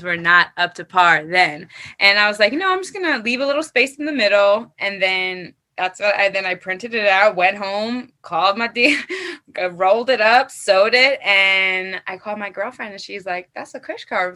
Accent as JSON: {"language": "English", "region": "New York", "country": "United States", "said": "I'm from New York"}